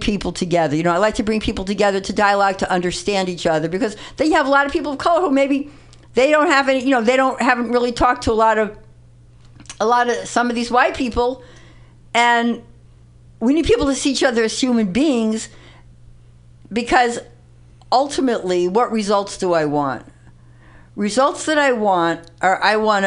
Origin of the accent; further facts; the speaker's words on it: New York City, New York, United States; I grew up in the Bronx